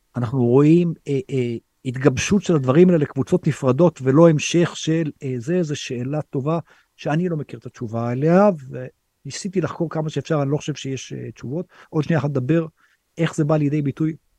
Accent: Israel; moved away as an adult; now in India; אנחנו כישראלים

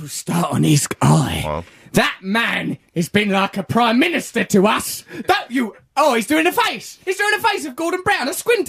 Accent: London, United Kingdom; I'm bourgeois, but I'm from Leytonstone.

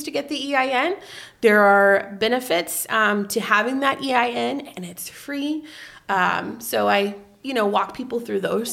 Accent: Vienna, Illinois, United States; now in Marion, United States; I was raised in Vienna

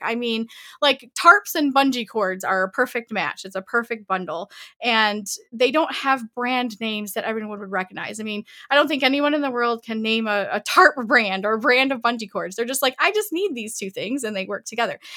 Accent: Southeast Michigan, United States; I grew up in Southeast Michigan, born and raised in Michigan.

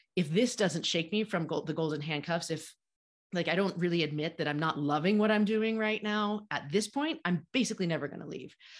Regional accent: United States; grew up in the United States just like I did

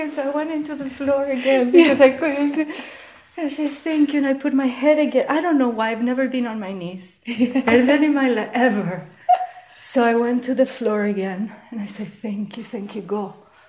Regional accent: New York, United States; now in Toronto, Canada; I came from New York to Toronto. New York, Toronto.

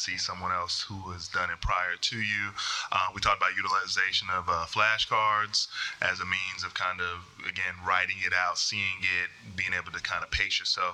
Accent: North Carolina, United States; I'm from North Carolina

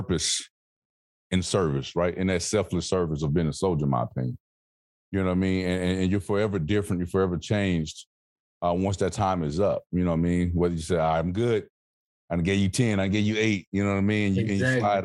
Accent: the South, United States; moved away; I'm from the South.

